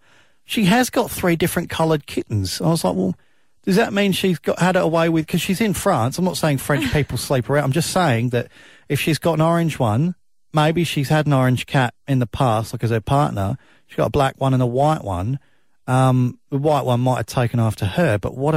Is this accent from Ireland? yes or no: no; South Australia, Australia; where I grew up in South Australia